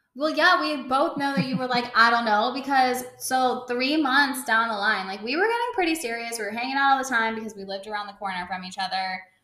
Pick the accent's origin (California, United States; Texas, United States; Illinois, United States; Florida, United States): California, United States; now in Brooklyn, United States; I'm from California